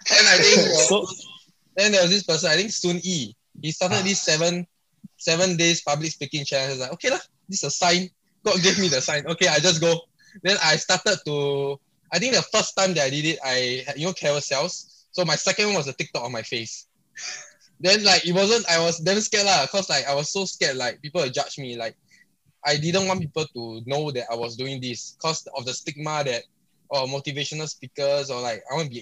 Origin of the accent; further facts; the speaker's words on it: Singapore; I'm from Singapore